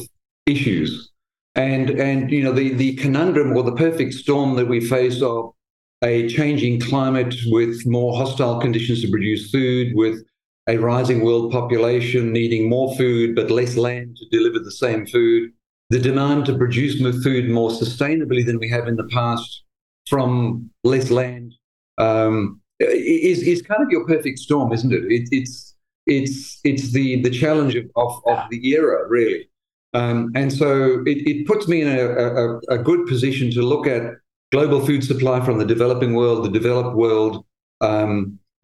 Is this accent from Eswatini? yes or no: yes; Eswatini; now in Australia; I'm from Swaziland, actually, originally